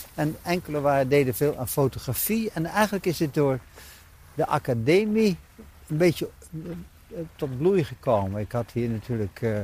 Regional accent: Dordrecht, South Holland, Netherlands; also born or lived in Hoogkarspel / Naaldwijk / Amsterdam; zijn we hier komen wonen in het Oranjepark, in het huis hier op de hoek

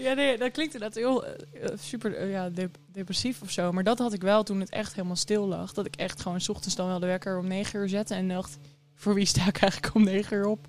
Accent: Harderwijk, Gelderland, Netherlands; ik kom uit Harderwijk. Ehm, daar ben ik opgegroeid.

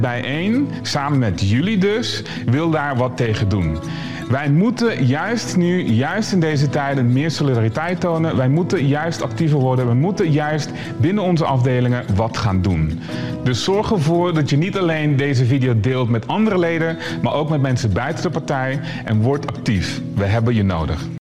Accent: Sint Maarten; also born or lived in Curaçao; now in Netherlands; geboren op Curaçao, getogen op Sint Maarten en nu in Nederland

